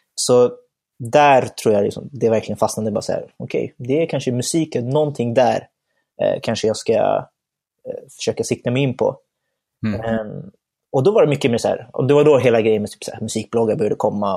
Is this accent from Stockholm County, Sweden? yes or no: yes; Stockholm, Stockholm County, Sweden; jag är uppvuxen här i Stockholm, född och uppvuxen här